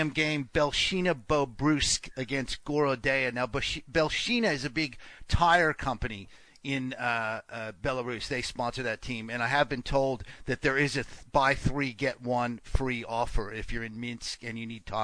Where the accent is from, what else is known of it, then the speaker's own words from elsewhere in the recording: Portland, Oregon, United States; I was from the Portland area and I really loved there and I wanted to try and at some point end up living in Portland.